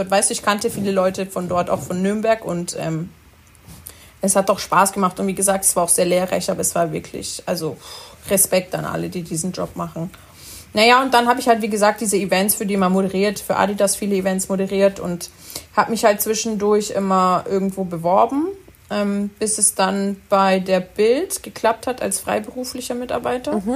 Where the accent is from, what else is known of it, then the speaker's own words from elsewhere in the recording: Italy; weil ich zum Beispiel als Italiener neige